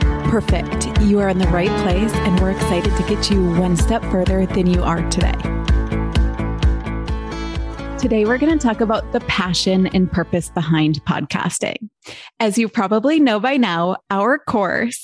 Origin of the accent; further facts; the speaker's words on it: Midwest, United States; we are from the Midwest